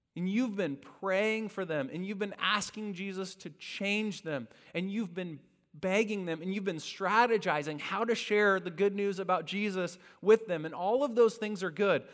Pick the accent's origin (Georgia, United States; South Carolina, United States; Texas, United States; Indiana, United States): Indiana, United States; I grew up in Indiana